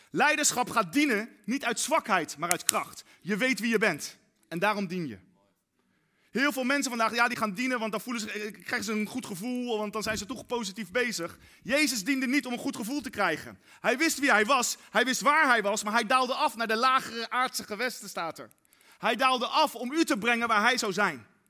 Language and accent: Dutch; Netherlands; wij Nederlanders